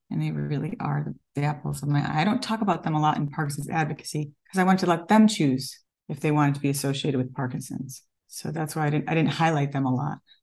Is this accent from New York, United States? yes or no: yes; Elmira, New York, United States; now in California, United States; I grew up upstate New York in a very small town